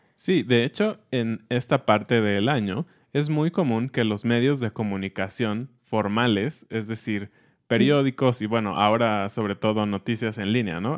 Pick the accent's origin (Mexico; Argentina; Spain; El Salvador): Mexico; siendo mexicanos